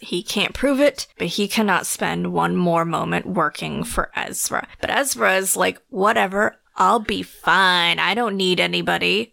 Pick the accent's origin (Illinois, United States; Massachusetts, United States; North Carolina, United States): North Carolina, United States; moved away; I am originally from North Carolina.